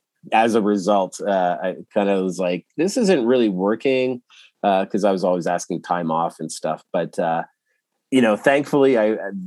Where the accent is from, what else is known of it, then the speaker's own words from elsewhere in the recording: Edmonton, Alberta, Canada; moved away as an adult; also born or lived in Toronto; I grew up in Edmonton, but I moved to Toronto